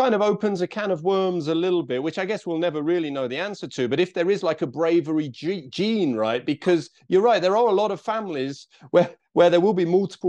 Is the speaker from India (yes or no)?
no; Leicester, East Midlands, United Kingdom; one of the villages where I grew up in Leicester.